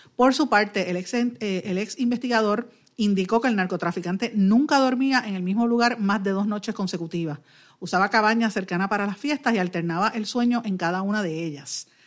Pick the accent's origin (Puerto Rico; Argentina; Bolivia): Puerto Rico; como puertorriqueños